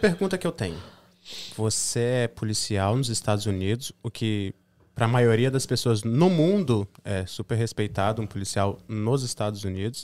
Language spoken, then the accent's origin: Portuguese; Espírito Santo, Brazil; now in United States; A gente é do Espírito Santo